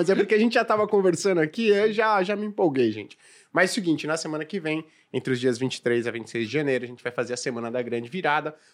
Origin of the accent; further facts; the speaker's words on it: São Paulo, Brazil; Afinal, eu e o … que a gente veio de Saint John Climax